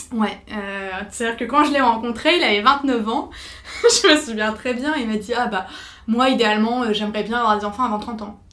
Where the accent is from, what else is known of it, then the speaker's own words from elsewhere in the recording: Nord, Hauts-de-France, France; Je suis originaire du Nord